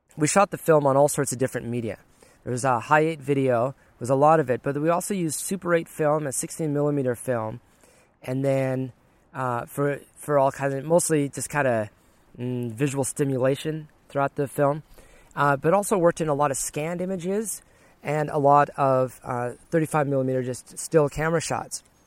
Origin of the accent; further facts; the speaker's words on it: Cascadia, Pacific Northwest, United States; also born or lived in Guam / Olympia, Washington; I'm from Cascadia. I need my trees and I need my rain and all